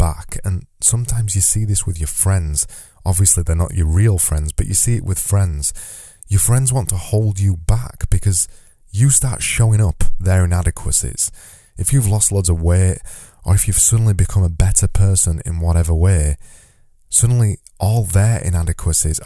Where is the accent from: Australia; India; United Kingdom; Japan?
United Kingdom; as a British person